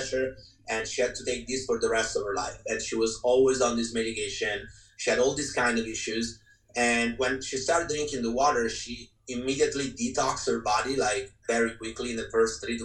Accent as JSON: {"language": "English", "country": "Italy", "tie": "born or raised there", "moved": "as an adult", "lives_now": "California, United States", "said": "I'm from Italy, born and raised."}